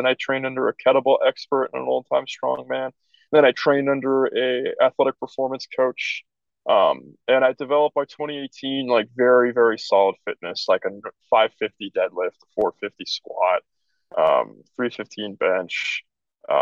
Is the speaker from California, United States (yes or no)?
yes; San Francisco Bay Area, California, United States; I was from the San Francisco Bay Area